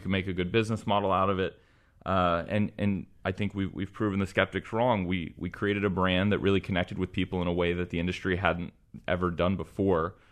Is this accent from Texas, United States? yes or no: yes; Texas, United States; I was born and raised in Texas. Went to University of Texas in Austin